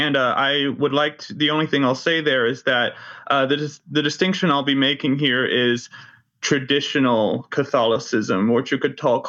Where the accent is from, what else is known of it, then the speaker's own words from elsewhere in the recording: Irving, Texas, United States; also born or lived in Dallas; I was born in Dallas, Texas in 1996 and grew up in a suburb of Dallas called Irving.